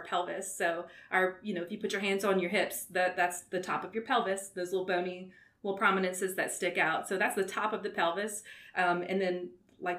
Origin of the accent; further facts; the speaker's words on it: Walker, Louisiana, United States; also born or lived in Baton Rouge, Louisiana / Mobile, Alabama; lived in Walker, grew up in Walker, Louisiana